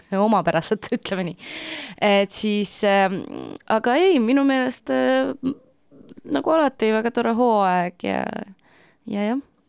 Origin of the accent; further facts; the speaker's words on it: Ida-Viru County, Estonia; ma olen äh, pärit äh, Ida-Virumaalt